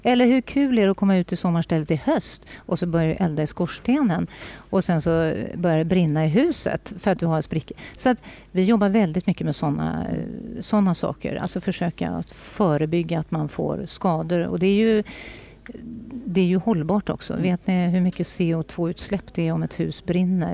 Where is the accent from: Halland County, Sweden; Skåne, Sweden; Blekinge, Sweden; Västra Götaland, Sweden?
Västra Götaland, Sweden; northern Bohuslän; now in Stockholm, Sweden; har jag ett hem i Bohuslän, norra Bohuslän, där jag kommer ifrån